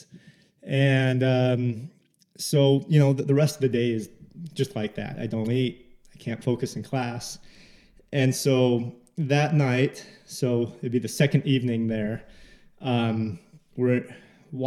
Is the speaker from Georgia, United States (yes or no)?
no; Salt Lake City, Utah, United States; I'm from Salt Lake